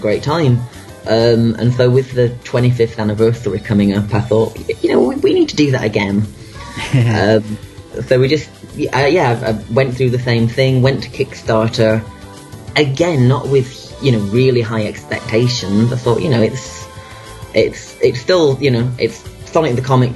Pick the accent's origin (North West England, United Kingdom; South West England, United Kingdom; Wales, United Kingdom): North West England, United Kingdom; Manchester; my hometown of Manchester in the UK